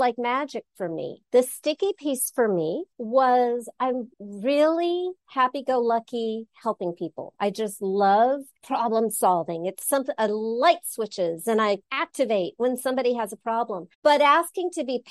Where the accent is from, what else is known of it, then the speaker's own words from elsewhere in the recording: Los Angeles, California, United States; I grew up in Los Angeles, ran away to college, got a degree in religion back east, came back